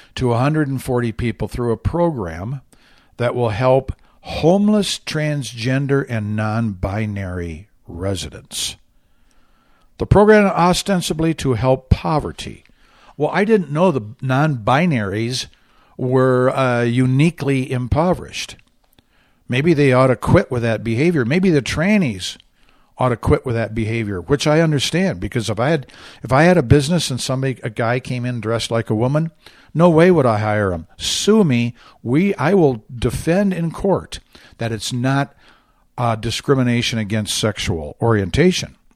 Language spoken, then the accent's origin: English; Michigan, United States; this is Michigan, my home state